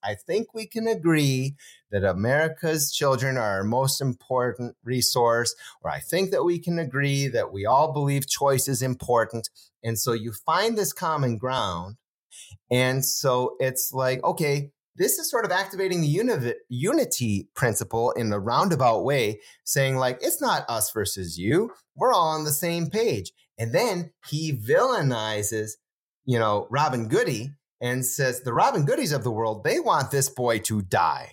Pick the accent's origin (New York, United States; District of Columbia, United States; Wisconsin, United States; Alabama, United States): Wisconsin, United States